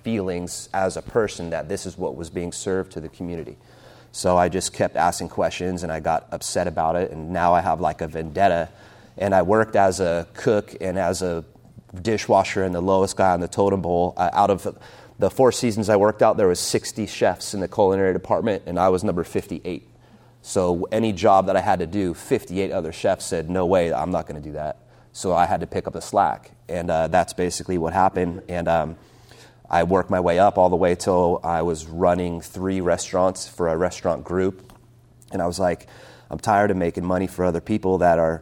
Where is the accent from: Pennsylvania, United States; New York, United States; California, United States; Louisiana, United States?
California, United States; Oceanside; But I was born and raised in Oceanside. I'm very proud of my neighborhood, you know. I grew up in Oceanside in North County